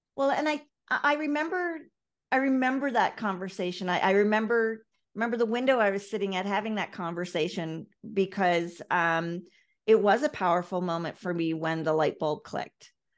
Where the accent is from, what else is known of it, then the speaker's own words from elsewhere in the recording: Ireland; I come from Ireland.